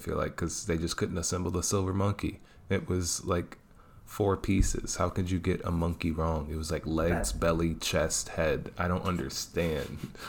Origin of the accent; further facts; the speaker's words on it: Detroit, Michigan, United States; I am born and raised in Detroit